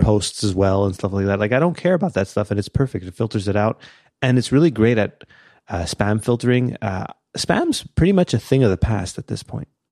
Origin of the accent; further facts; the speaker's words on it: Canada; we're Canadian